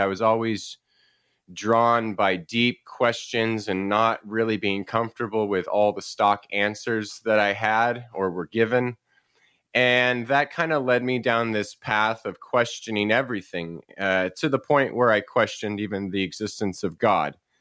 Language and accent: English; Paradise, California, United States; also born or lived in San Jose, California; now in Chico, United States; I grew up in Northern California. I was born in San Jose and, uh, moved up to a little town called Paradise